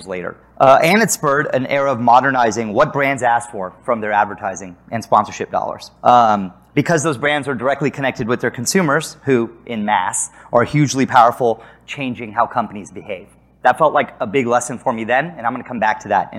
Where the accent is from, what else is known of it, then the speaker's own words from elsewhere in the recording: San Antonio, Texas, United States; moved away as an adult; also born or lived in Chicago; I grew up in San Antonio, Texas, and suddenly I was living in Chicago